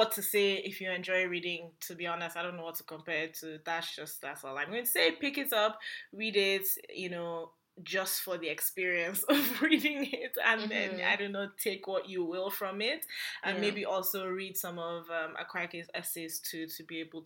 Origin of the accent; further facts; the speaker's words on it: Nigeria; as a Nigerian